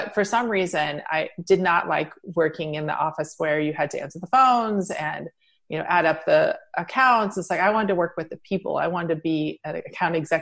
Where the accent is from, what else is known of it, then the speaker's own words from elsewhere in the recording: Midwest, United States; moved away as an adult; also born or lived in New York; I grew up in the Midwest